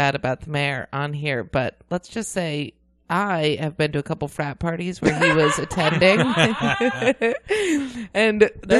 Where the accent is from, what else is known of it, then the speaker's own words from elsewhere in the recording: Ithaca, New York, United States; moved away; also born or lived in Nashville; I'm from Ithaca, New York.